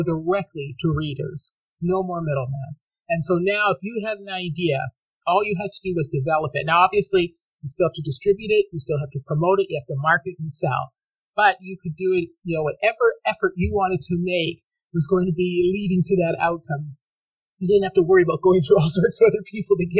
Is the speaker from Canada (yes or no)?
yes; Canada; I grew up in Canada